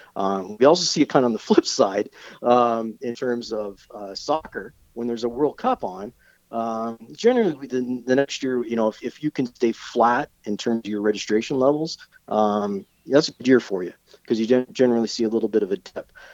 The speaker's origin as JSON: {"language": "English", "town": "Brampton", "region": "Ontario", "country": "Canada", "tie": "born or raised there", "moved": "yes", "said": "my home town of Brampton"}